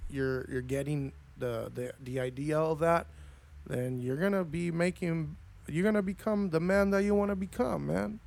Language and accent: English; Argentina; also born or lived in Los Angeles, United States; now in United States; I was born in L A, but I was raised my, m, most of my life in Argentina